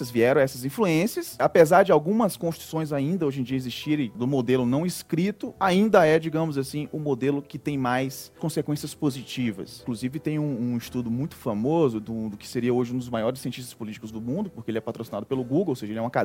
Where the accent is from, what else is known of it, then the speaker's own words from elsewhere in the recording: Northeast Region, Brazil; como nordestino, eu gosto muito de contar história